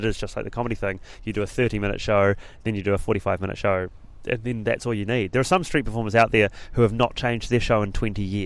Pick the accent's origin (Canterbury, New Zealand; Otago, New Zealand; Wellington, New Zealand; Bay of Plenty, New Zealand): Canterbury, New Zealand; Christchurch; moved away as an adult; also born or lived in Auckland / London; moved away from Auckland, back to my hometown Christchurch